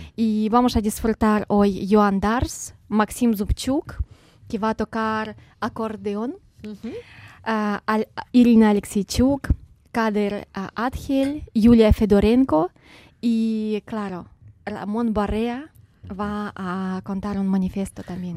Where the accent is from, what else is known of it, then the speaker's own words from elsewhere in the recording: Kharkiv, Kharkiv Oblast, Ukraine; nací en Ucrania, en la ciudad de Kharkiv